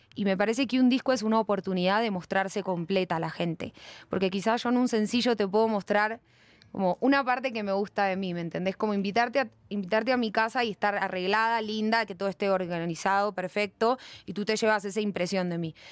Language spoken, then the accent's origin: Spanish; Buenos Aires, Argentina; accent: Argentine; moved away as an adult; now in Bogotá, Colombia; yo nací en Buenos Aires al lado del río.